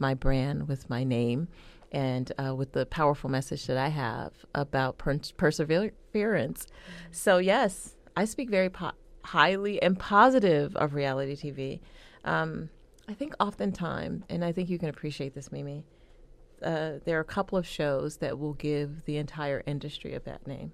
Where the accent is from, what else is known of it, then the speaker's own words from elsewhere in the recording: Youngstown, Ohio, United States; I grew up in Youngstown, Ohio